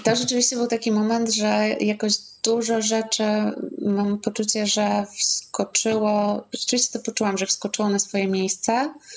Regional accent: Zamość, Lublin Voivodeship, Poland; w Zamościu, skąd pochodzę

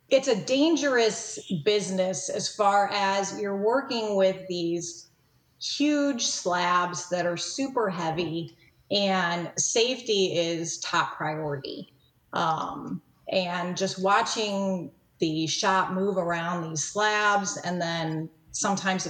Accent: St. Louis, Missouri, United States; also born or lived in Kirksville, Missouri; I was born and raised in St. Louis, Missouri

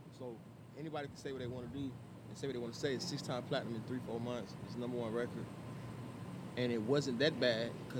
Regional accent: the South, United States; I'm from the South, though.

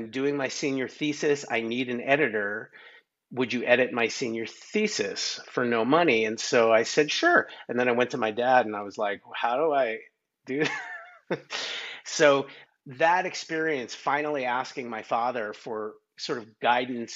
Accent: New York, United States; I grew up in New York

